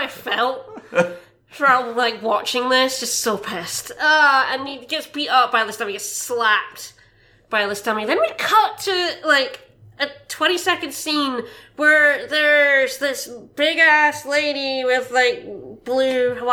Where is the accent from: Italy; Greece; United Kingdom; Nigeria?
United Kingdom; being British, I didn't grow up with SNL